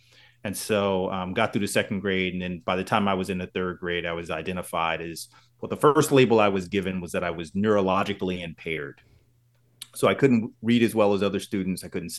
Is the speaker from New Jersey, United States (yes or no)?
yes; New Jersey, United States; So, I am from Central New Jersey